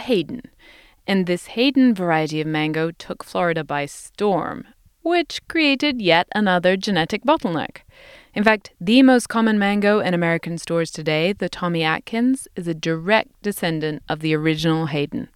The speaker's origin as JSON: {"language": "English", "region": "England", "country": "United Kingdom", "tie": "born or raised there", "moved": "yes", "said": "where I grew up in England"}